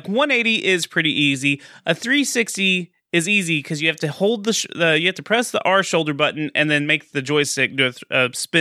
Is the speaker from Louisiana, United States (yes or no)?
no; Texas, United States; I'm from Texas